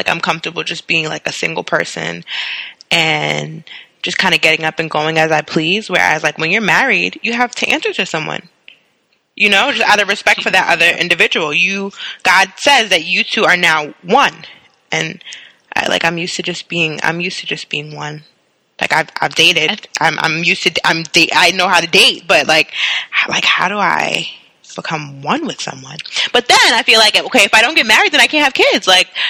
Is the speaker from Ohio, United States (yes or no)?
no; Queens, New York, United States; And we come from Queens. Hi, we come from Queens, Monique.